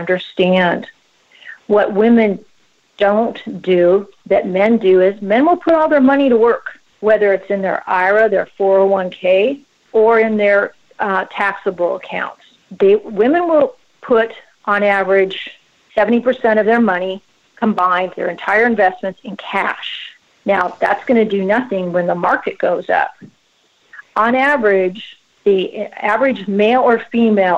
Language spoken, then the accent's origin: English; Seattle, Washington, United States; moved away as an adult; also born or lived in Chicago; now in Texas, United States; I was born and raised in the Pacific Northwest, specifically Seattle